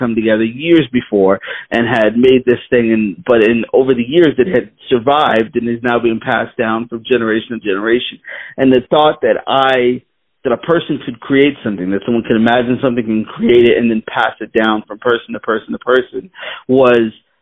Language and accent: English; Boston, Massachusetts, United States; I grew up in Boston, Massachusetts, was pretty much there most of my life.